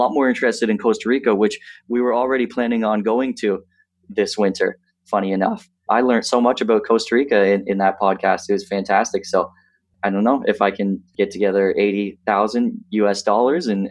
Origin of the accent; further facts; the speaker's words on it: 20 minutes outside of Lindsay, Ontario, Canada; also born or lived in Toronto, Canada; I grew up 20 minutes outside of Lindsay, Ontario